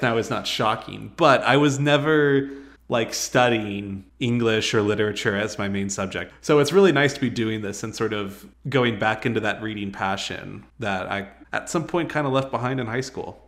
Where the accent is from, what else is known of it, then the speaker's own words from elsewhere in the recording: Albuquerque, New Mexico, United States; I was born and raised in Albuquerque